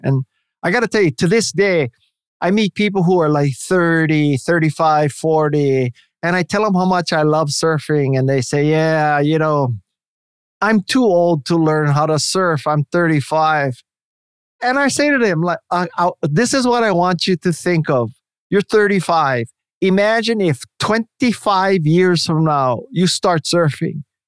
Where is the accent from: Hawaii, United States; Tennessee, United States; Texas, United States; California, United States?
Hawaii, United States; moved away; because I'm from Hawaii